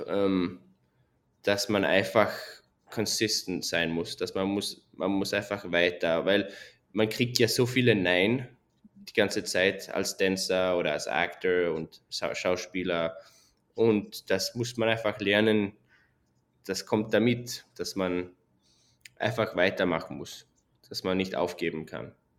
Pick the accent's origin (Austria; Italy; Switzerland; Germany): Switzerland; moved away as an adult; also born or lived in London, United Kingdom; now in Las Vegas, United States; ich bin in der Schweiz aufgewachsen